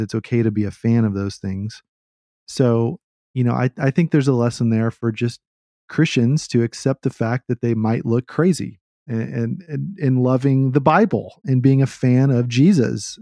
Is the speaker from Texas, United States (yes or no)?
yes; Austin, Texas, United States; I grew up in Austin where it's trendy to hate what's trendy